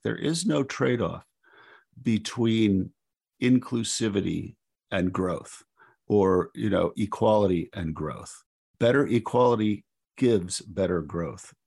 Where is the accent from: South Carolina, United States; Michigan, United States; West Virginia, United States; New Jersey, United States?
West Virginia, United States; my home state of West Virginia